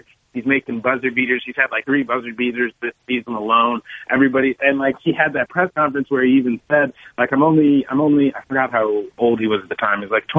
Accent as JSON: {"language": "English", "town": "Chicago", "region": "Illinois", "country": "United States", "tie": "born or raised there", "said": "I'd have to go with my hometown hero, D Rose."}